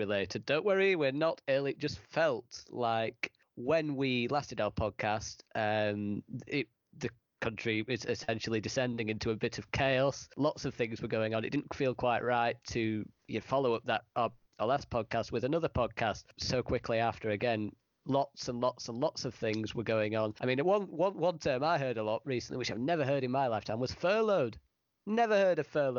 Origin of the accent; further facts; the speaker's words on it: United Kingdom; moved away as an adult; also born or lived in China; at least I'm in quarantine in my home country